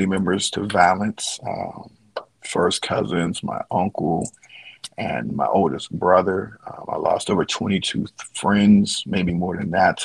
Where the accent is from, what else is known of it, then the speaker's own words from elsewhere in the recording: Pittsburgh, Pennsylvania, United States; Born and raised in Pittsburgh, Pennsylvania, the steel city of bridges